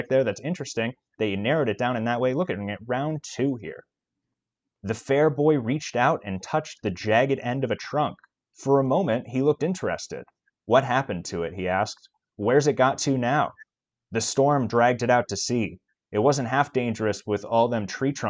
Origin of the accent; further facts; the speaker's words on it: Manhattan, Kansas, United States; my hometown there, Manhattan, Kansas